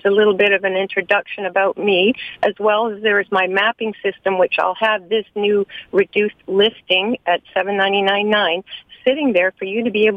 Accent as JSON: {"language": "English", "town": "Toronto", "region": "Ontario", "country": "Canada", "tie": "born or raised there", "said": "as a child, I grew up born and raised in Rexdale, Etobicoke area."}